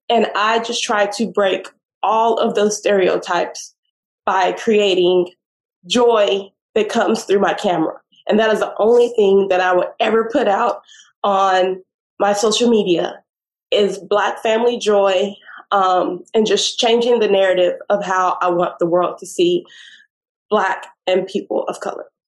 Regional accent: Austin, Texas, United States; moved away; I'm from Austin.

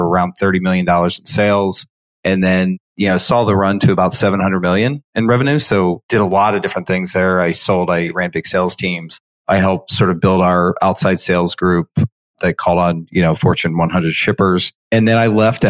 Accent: Cincinnati, Ohio, United States; I actually am born and raised in Cincinnati, Ohio

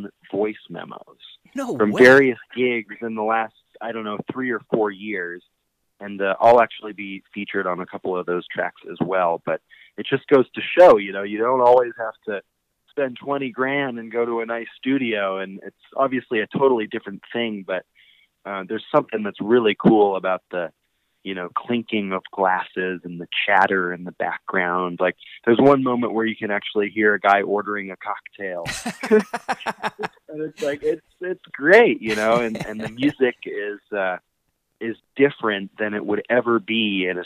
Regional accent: Colorado, United States; growing up in Colorado, you know, I was lucky enough to get to go to a lot of great bluegrass festivals

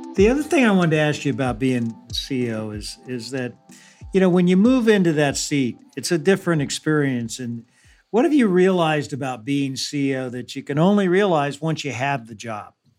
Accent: Kansas City, Missouri, United States; growing up in Kansas City, Missouri, that was a phrase we would use too.

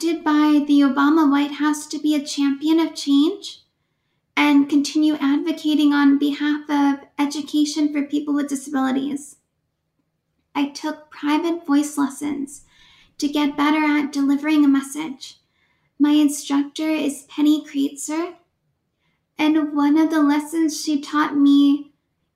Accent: Oakland, California, United States; I was born and raised in Oakland, California.

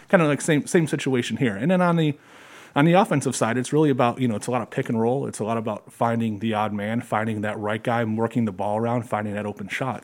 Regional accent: Detroit, Michigan, United States; also born or lived in Georgia; now in Perrysburg, United States; I grew up in the Detroit area.

